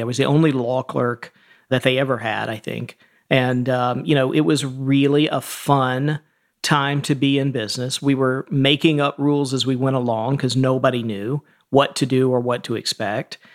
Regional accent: Atlanta, Georgia, United States; I grew up in, uh, the suburbs of Atlanta, and then my family is from sort of rural Georgia, and we eventually moved back to rural Georgia

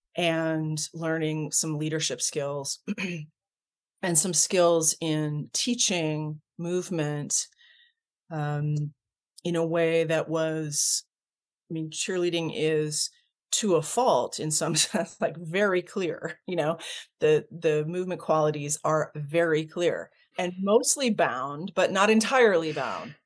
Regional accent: Ontario, Canada; now in United States; my origins, I was born in Canada. I'm, I'm Canadian by birth

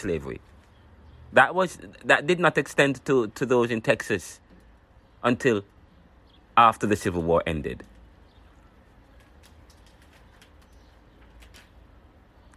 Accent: Jamaica; now in United States; I used to live in Jamaica. I'm from Jamaica

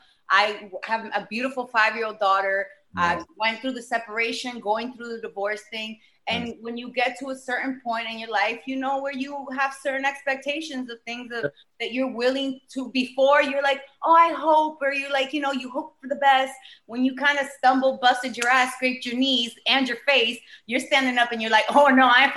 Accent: Costa Rica; also born or lived in El Salvador; I'm Central American. I'm Costa Rican, Salvadorian.

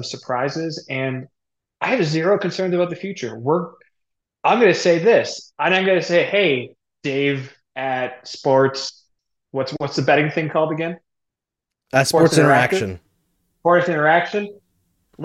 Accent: Toronto, Ontario, Canada; I'm from Toronto

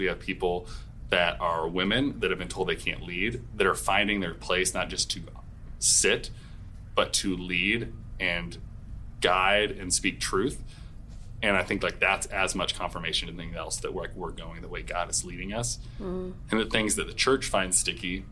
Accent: Portland, United States; moved away as an adult; now in St. Louis, United States; I grew up in Portland, like, a pretty progressive world

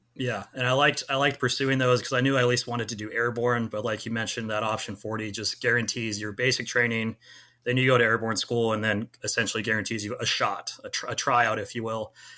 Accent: Clovis, California, United States; moved away as an adult; also born or lived in San Luis Obispo, California / Irvine, California / Georgia; I grew up in Clovis, California

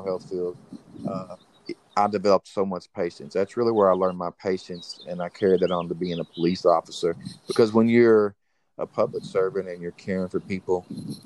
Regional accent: North Little Rock, Arkansas, United States; Growing up in Arkansas, in the city of North Little Rock

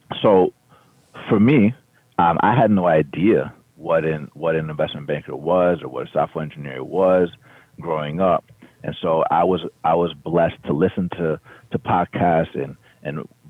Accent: Atlanta, Georgia, United States; I grew up in Atlanta, Georgia

